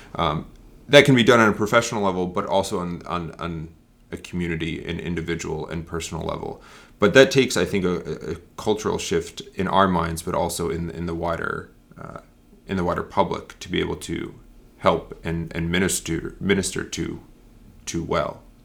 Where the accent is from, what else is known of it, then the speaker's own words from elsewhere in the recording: Northeast, United States; moved away; I grew up in the Northeast